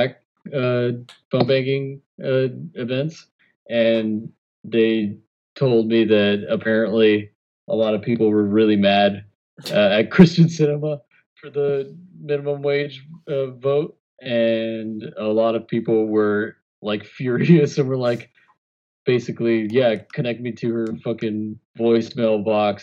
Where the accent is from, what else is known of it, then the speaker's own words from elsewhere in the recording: Rio Grande City, Texas, United States; my hometown, Rio Grande City